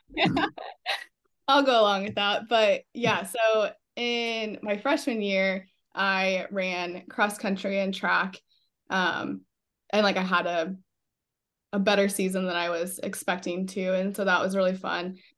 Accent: Fremont, Nebraska, United States; I grew up in Fremont and went to Belfield for elementary school

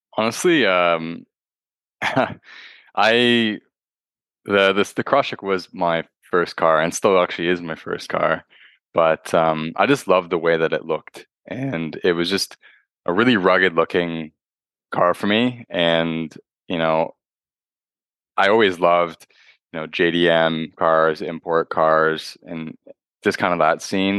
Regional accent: Toronto, Ontario, Canada; I'm from Toronto, uh, Ontario, Canada

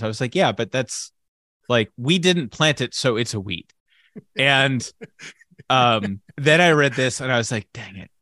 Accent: United States; an American citizen

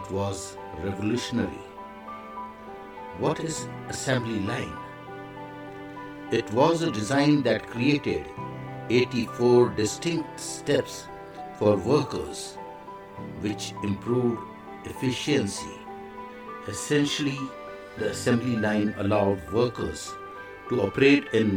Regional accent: India; I am the Indian monk.

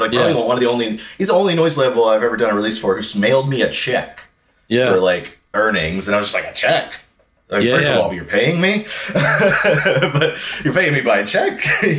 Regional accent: Houston, Texas, United States; Houston with like … obviously that was kind of what really made it like a big deal to me, is like discovering this genre and within a few weeks discovering like not only is there a community in the city I grew up

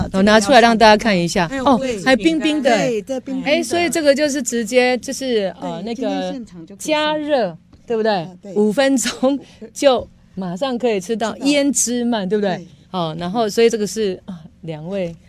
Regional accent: Yunlin County, Taiwan; 这个就是我们云林人的精神哦。

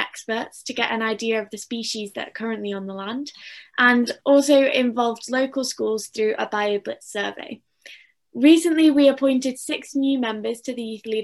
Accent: Macclesfield, North West England, United Kingdom; I'm 15 and I'm from Macclesfield in Cheshire.

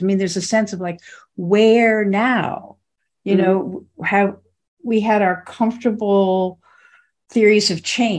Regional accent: United States; in the United States, for better or worse, I'm formed in this mentality of being an American.

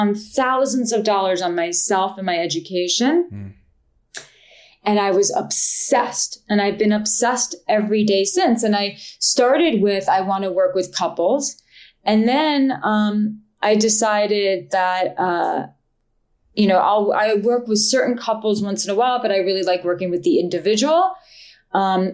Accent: New York, United States; I'm a New Yorker and I'm a Jew

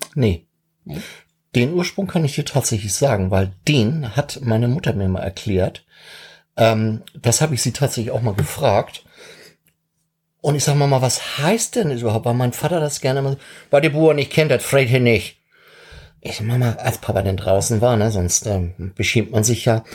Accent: Schleswig-Holstein, Germany; als Holsteiner

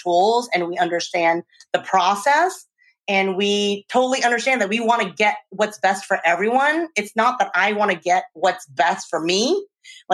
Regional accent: Louisiana, United States; also born or lived in Czech Republic; now in Oakland, United States; I grew up in Louisiana, and I've moved to the Czech Republic.

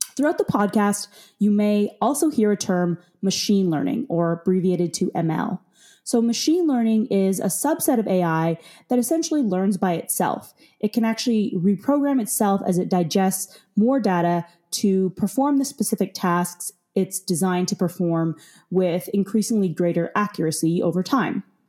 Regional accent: Calgary, Alberta, Canada; growing up in Calgary

